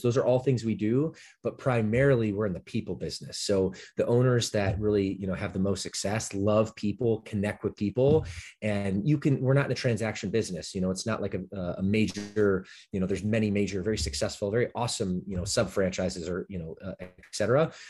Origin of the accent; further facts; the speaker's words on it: Detroit, Michigan, United States; moved away as an adult; now in Southern California, United States; I grew up my latter part of childhood in Detroit, Michigan suburbs